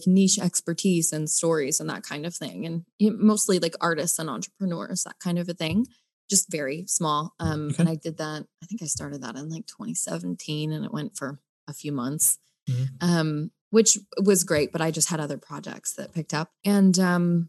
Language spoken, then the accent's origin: English; United States; also born or lived in New Zealand; as an American